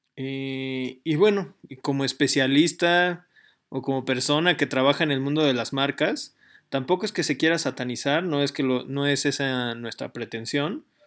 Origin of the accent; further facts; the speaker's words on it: Mexico; nuestro país